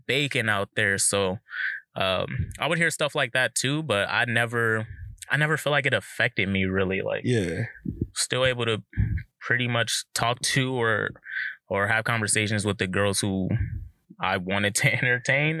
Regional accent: Southern California, United States; also born or lived in Pacific Northwest; growing up in SoCal

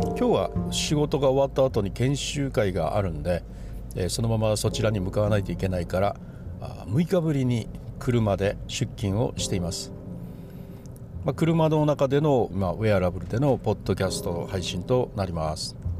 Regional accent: Fukuoka, Japan; 僕は福岡なんですが

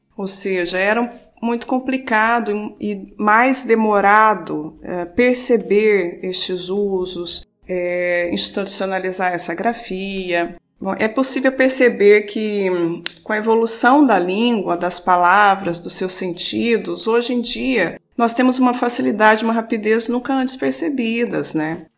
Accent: southern Minas Gerais, Brazil; accent: retroflex R; moved away as an adult; also born or lived in Porto, Portugal; now in Portugal; Sou mineira do sul de Minas. Uh, devem ouvir aí na minha fala algum R retro, retroflexo

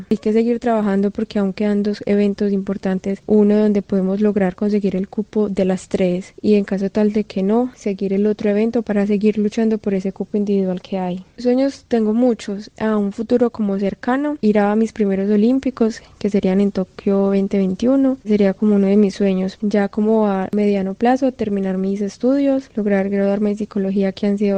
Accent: Colombia; a los 14 años me alejé de, mi familia, de mi pueblo, fue un cambio bastante brusco, pero creo que logré hacerlo de la mejor manera y gracias a eso estoy como donde estoy, en el top de las tres mejores colombianas

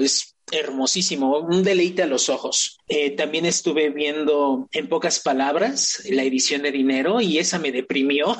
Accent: Mexico; yo como mexicano

